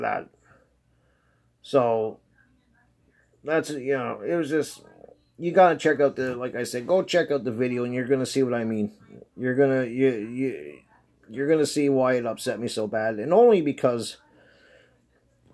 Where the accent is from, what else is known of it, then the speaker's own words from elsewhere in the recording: Canada; I'm Canadian